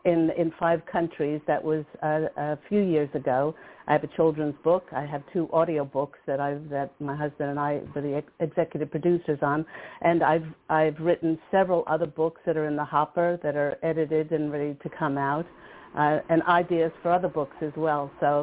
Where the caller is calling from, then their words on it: Florida, United States; I'm calling from Florida.